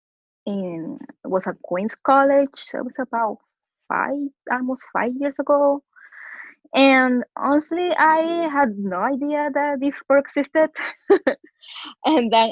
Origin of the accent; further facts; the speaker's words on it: Guayaquil, Guayas, Ecuador; English is a second language; moved away as an adult; now in New York, United States; I am from Guayaquil, Ecuador